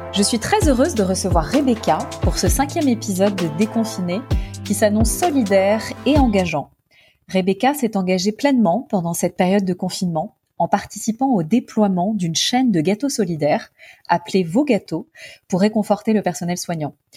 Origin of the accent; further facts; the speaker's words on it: Paris, Île-de-France, France; je suis parisienne